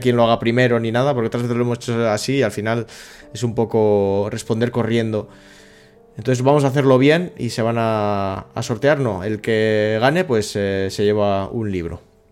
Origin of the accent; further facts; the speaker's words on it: Plentzia, Basque Country, Spain; Yo soy de Palencia